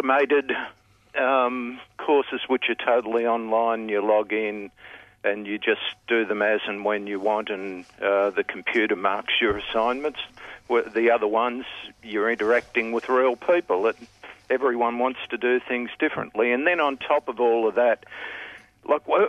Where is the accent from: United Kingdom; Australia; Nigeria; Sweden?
Australia; Victoria; now in Queensland, Australia; I was born in Victoria.